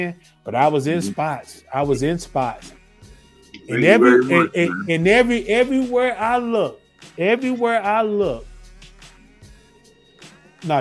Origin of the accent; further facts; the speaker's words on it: North Carolina, United States; now in Atlanta, United States; I'm from North Carolina originally.